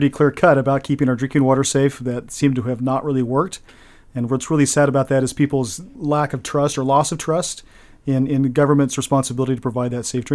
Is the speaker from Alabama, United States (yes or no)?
no; Olympia, Washington, United States; I grew up in Olympia.